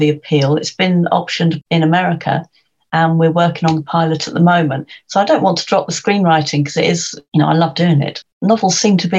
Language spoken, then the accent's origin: English; London, United Kingdom; as a Londoner